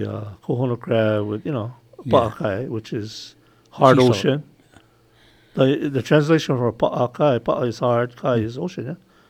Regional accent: Hawaii, United States; I mean, as a Hawaiian, you know.

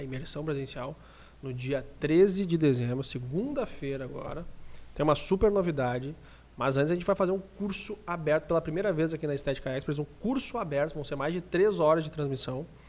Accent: Lajeado, Rio Grande do Sul, Brazil; a gente é de Lajeado, aqui do Rio Grande do Sul

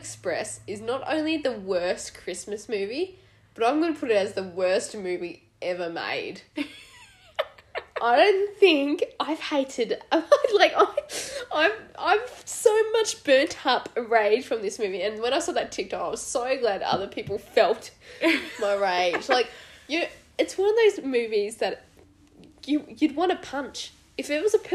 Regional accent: United Kingdom; I'm British

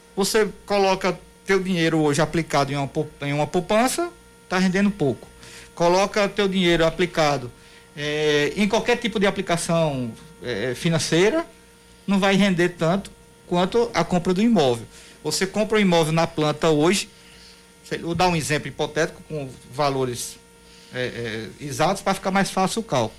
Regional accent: Patos, Paraíba, Brazil; eu não sou de João Pessoa, eu sou patuense

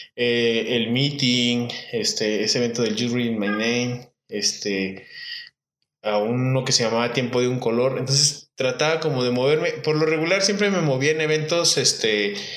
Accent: Irapuato, Guanajuato, Mexico; mi pueblo, Irapuato, Guanajuato

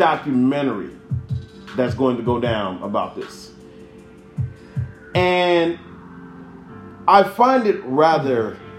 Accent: Chicago, Illinois, United States; we're from Chicago

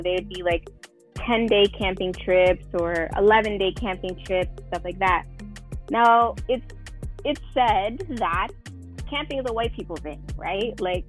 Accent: Toronto, Ontario, Canada; So I grew up in the Don Mills area, so Don Mills and Lawrence, we particular, which is very, very close to the Bridal Path.

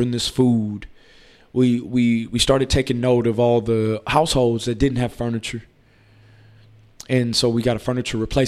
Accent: New Orleans, Louisiana, United States; also born or lived in Austin, Texas; now in Houston, United States; I'm originally from New Orleans, but I've been in Austin since 1998.

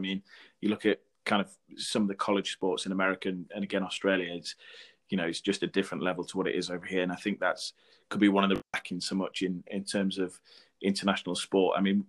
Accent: Newcastle upon Tyne, North East England, United Kingdom; also born or lived in Sheffield; Newcastle, my hometown

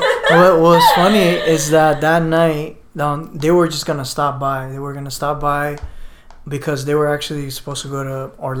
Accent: Barranquilla, Atlántico, Colombia; No, I'm a family friend. I'm from Barranquilla.

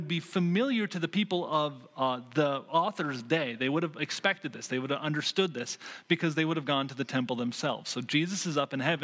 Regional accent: Vermont, United States; moved away; When I grew up actually in Vermont

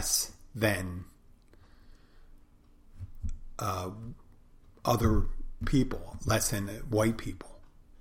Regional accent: Pennsylvania, United States; my home state of Pennsylvania

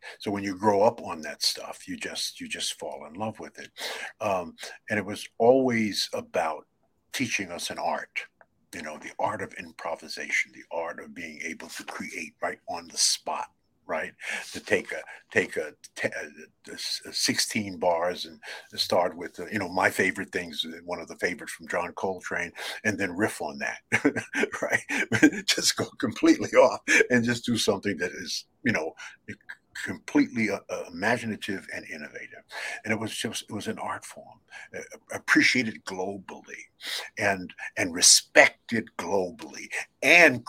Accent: New York City, New York, United States; growing up in Brooklyn, New York

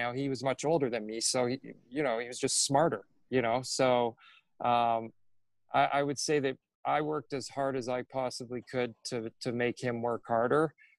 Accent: Coal Harbour, Nova Scotia, Canada; I grew up in Coal Harbour, Nova Scotia, so I watched those guys play in the Nova Scotia Junior League, which was like one of the best.

